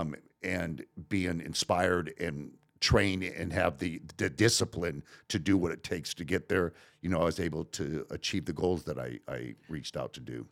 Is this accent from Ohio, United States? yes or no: no; Riverside, California, United States; also born or lived in Long Beach, California; I grew up in Riverside